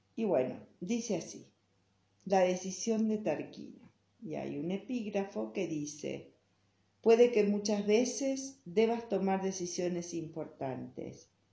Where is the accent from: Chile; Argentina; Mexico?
Argentina; Buenos Aires; now in Salta, Argentina; Cuando era chica y vivía en Buenos Aires